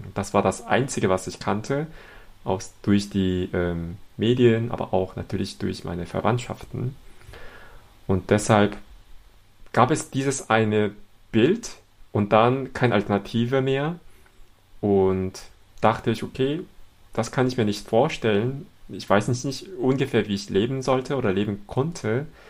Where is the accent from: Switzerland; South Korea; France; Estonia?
South Korea; Seoul; German is a second language; moved away as an adult; now in Cologne, Germany; Ich komme aus Seoul, Südkorea und ich lebe in Köln jetzt seit elf Jahren.